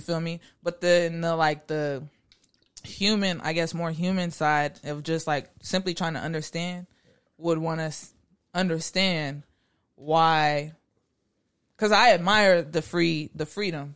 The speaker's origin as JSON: {"language": "English", "town": "Garland", "region": "Texas", "country": "United States", "tie": "born or raised there", "said": "I'm from Garland, Texas."}